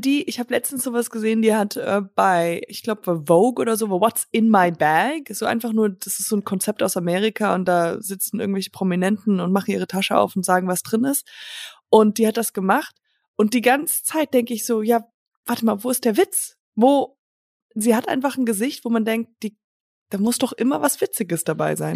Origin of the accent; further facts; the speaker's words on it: Höhr-Grenzhausen, Rhineland-Palatinate, Germany; moved away; also born or lived in Hamburg; ich war jetzt dieses Wochenende bei einem Familienfest von meinem Vater in einem Dorf, wo ich herkomme